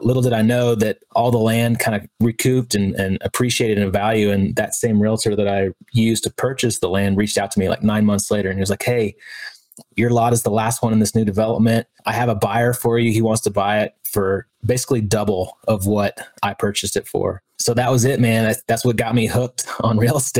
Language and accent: English; Texas, United States; moved away as an adult; also born or lived in San Diego; born and raised in Texas